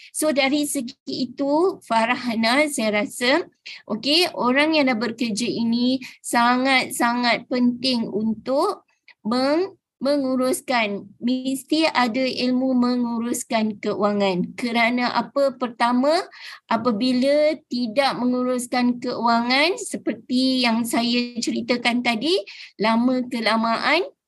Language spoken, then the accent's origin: Malay; Mersing, Johor, Malaysia; Saya berasal daripada Mersing Johor